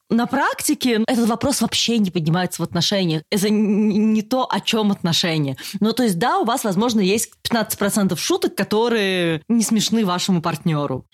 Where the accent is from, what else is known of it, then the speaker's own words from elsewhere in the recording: Russia; moved away as an adult; now in Germany; Я не была взрослой в России. То есть я уехала из России сразу после университета